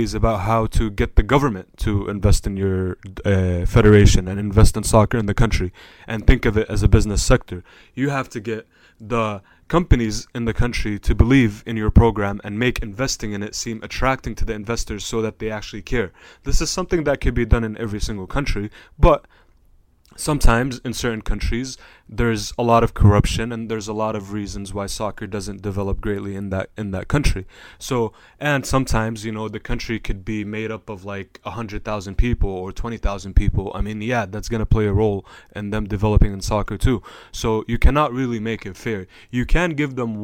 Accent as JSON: {"language": "English", "country": "Jordan", "tie": "born or raised there", "also_born_or_lived": "Palestine", "said": "I was born in Jordan. Palestine is my original country."}